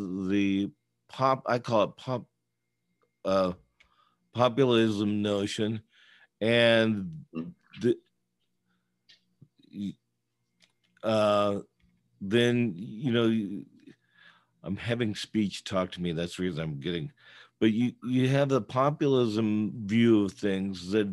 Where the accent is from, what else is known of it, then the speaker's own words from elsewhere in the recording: the Bay Area, California, United States; moved away; I was originally from the Bay Area, but I'm still in many ways rooted there still